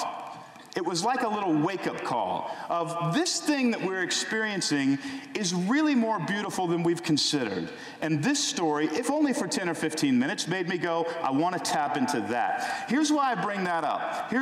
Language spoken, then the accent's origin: English; Houston, Texas, United States; in my house growing up in Houston, Texas